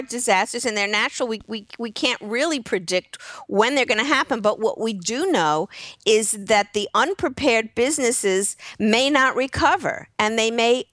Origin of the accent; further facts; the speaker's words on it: New York, United States; moved away; I'm from New York originally